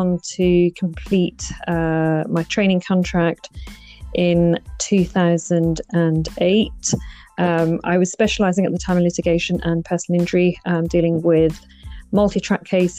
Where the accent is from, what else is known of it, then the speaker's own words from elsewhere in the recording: Birmingham, West Midlands, United Kingdom; also born or lived in Nottingham / Guildford; it then brought me back eventually to Birmingham, my hometown.